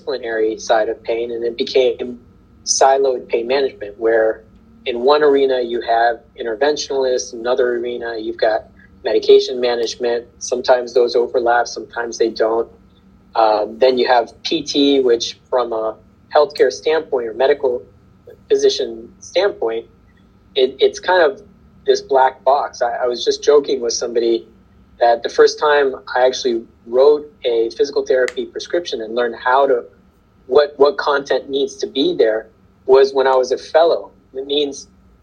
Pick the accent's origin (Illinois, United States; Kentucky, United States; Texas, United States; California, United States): Kentucky, United States; I grew up in Kentucky